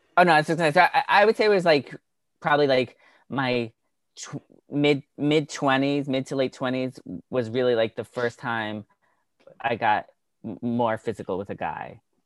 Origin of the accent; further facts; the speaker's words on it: Long Island, New York, United States; also born or lived in Milton, Massachusetts; grew up on Long Island